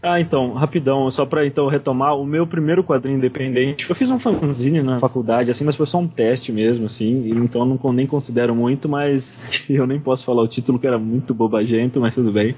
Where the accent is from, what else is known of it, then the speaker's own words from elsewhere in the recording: São Manuel, São Paulo, Brazil; eu sou de São Manuel, né? Cidade do interior de São Paulo